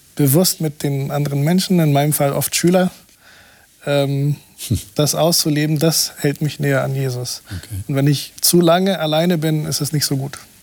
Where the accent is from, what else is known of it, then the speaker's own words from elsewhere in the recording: Brazil; moved away; in meinem Heimatland Brasilien